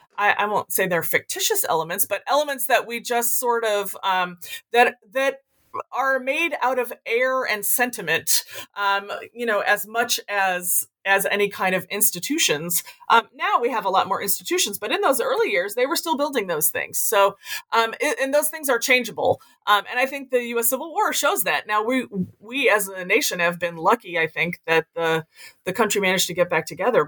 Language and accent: English; Lexington, Kentucky, United States; moved away as an adult; also born or lived in Iowa / New England; now in Grinnell, United States; I grew up, a native of Iowa, but I grew up in Lexington, Kentucky